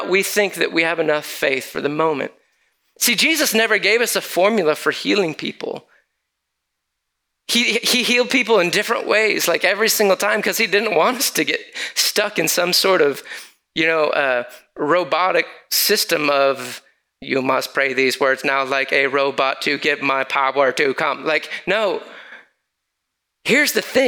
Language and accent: English; Lansing, Michigan, United States; moved away; my hometown back in Lansing, Michigan